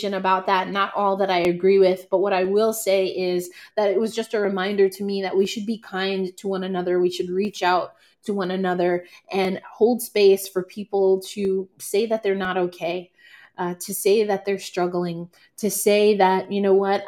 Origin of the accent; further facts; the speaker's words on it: New York, United States; now in Florida, United States; New York, my hometown